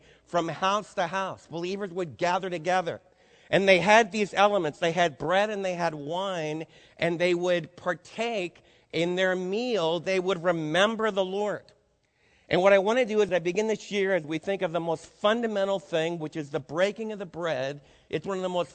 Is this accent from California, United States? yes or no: no; New York City, New York, United States; moved away; also born or lived in Adirondacks, New York; I was raised in New York City